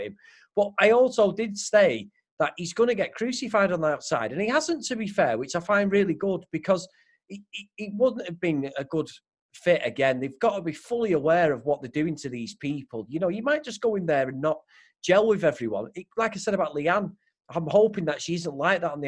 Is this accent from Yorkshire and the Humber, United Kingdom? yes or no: no; Manchester, North West England, United Kingdom; accent: Mancunian; this Mancunian accent thing keeps coming up consistently with my accent